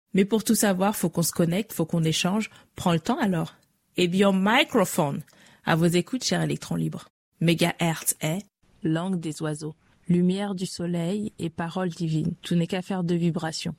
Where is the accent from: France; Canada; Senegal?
France; j'ai grandi en France toute ma vie